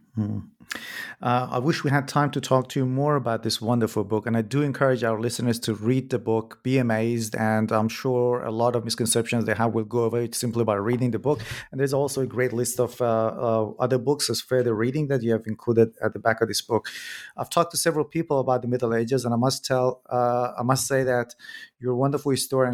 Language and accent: English; Iran; moved away; I am originally from Iran myself, and I was born in a very small village